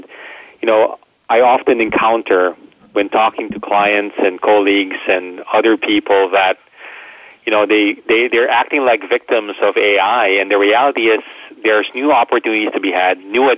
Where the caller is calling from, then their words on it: Prague, Czechia; I am in Prague in Czech Republic, so very, very happy to join you from this side of the world.